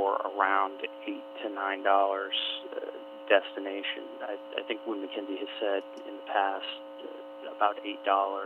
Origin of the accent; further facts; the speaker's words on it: Alaska, United States; moved away as an adult; also born or lived in Houston; now in New York City, United States; I am an Alaskan. I was actually born in Valley Hospital years ago. I grew up in Alaska.